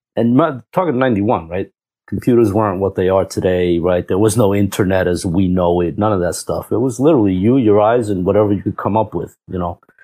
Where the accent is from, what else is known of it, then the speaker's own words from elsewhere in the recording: New York City, New York, United States; also born or lived in Cuba; So, I'm from Cuba, uh, born there and raised in New York. Queens, New York.